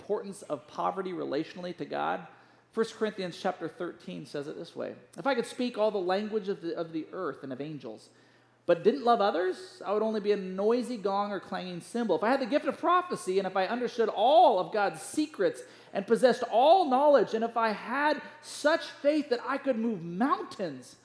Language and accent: English; United States